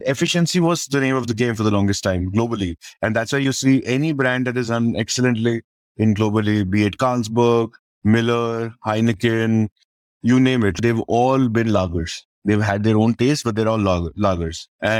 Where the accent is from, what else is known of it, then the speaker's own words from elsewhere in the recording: Chhattisgarh, India; And then we're from Chhattisgarh and nobody expects a beer coming out of Chhattisgarh. We are that remote part of the country where we will only don't expect world-class product or brands to come out.